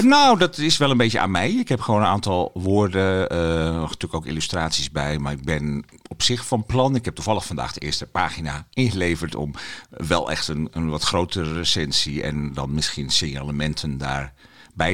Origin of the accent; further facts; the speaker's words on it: Heerenveen, Friesland, Netherlands; moved away; ik ben geboren in Heerenveen